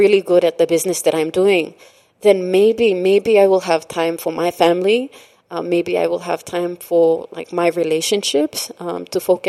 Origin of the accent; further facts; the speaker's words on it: Morobe, Papua New Guinea; also born or lived in East Sepik; we were raised in Pololo, Gurako